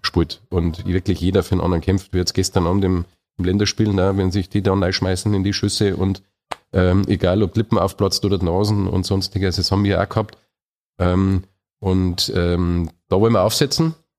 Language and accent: German; Munich, Bavaria, Germany; bin ja auch Oberbayer, also ich bin ein richtiger Münchner